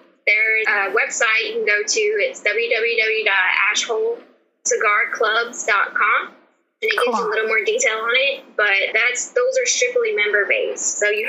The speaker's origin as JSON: {"language": "English", "town": "Port Hope", "region": "Louisiana", "country": "United States", "tie": "born there", "lives_now": "Meridianville, United States", "said": "I'm currently in Meridianville, Alabama. I was born in Port Hope, Louisiana, but my parents were military. Well, my dad was, so we moved around a lot. So that's how we got to Huntsville."}